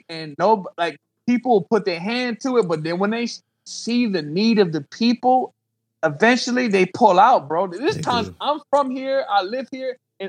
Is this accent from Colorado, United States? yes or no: no; New York, United States; you know, growing up in New York, I heard that statement, like, yo, I'm about to hug the block.